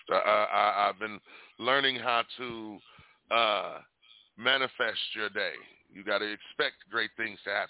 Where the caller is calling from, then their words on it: Arizona, United States; I'm calling in from Arizona.